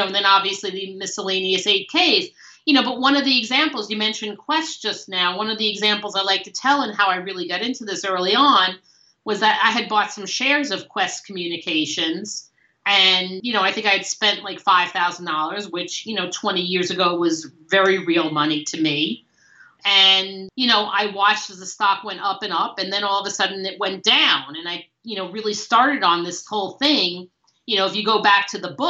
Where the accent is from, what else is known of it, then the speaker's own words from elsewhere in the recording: New York City, New York, United States; I grew up in Brooklyn